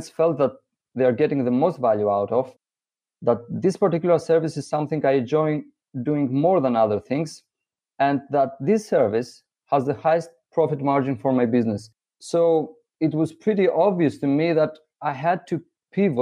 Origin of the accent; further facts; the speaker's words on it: Greece; Greece, which is my home country